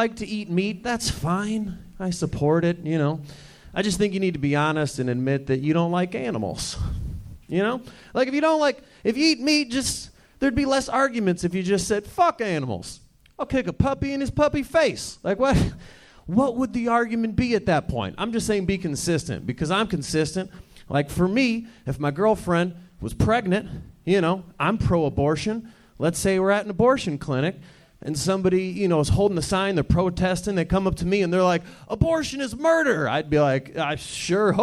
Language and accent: English; Detroit, Michigan, United States; We grew up in Detroit. It was a small house